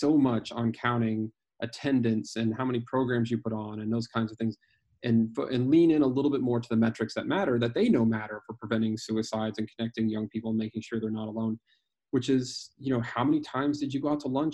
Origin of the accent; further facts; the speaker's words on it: Greeley, Colorado, United States; the Youth for Christ chapter in my hometown in Greeley, Colorado